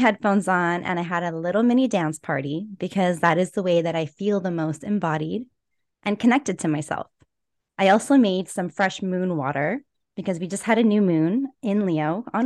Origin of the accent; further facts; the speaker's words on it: Edmonton, Alberta, Canada; I was born and raised in Edmonton, Alberta.